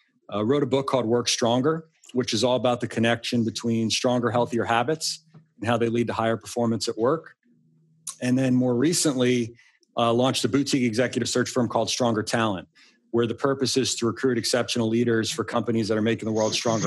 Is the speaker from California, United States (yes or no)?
no; Long Island, New York, United States; now in Arlington, Virginia, United States; I grew up on Long Island